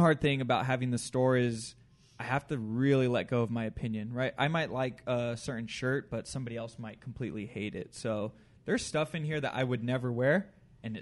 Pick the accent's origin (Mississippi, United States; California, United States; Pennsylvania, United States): California, United States; Chino Hills; I grew up in Chino Hills